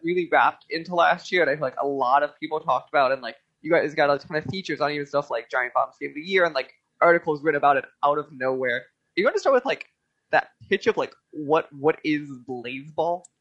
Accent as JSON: {"language": "English", "town": "Chicago", "region": "Illinois", "country": "United States", "tie": "born or raised there", "said": "I grew up in Chicago"}